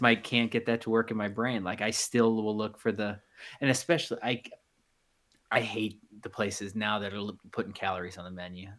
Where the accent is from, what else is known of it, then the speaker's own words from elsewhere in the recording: Midwest, United States; growing up in the Midwest